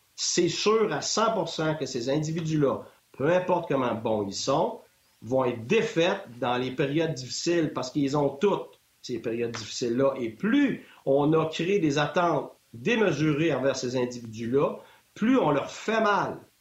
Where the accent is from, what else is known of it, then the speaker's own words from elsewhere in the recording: Quebec, Canada; moved away as an adult; je viens du Québec